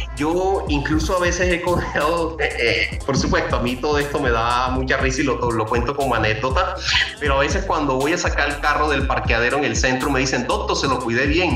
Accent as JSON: {"language": "Spanish", "town": "Cartagena", "region": "Bolívar", "country": "Colombia", "tie": "born or raised there", "also_born_or_lived": "Bogotá", "moved": "as an adult", "said": "yo nací en barrios populares en Cartagena"}